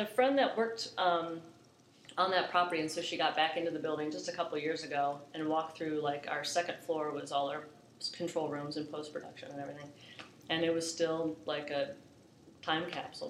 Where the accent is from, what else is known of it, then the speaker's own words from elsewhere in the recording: Orlando, Florida, United States; now in Charlotte, United States; I'm born and raised in Orlando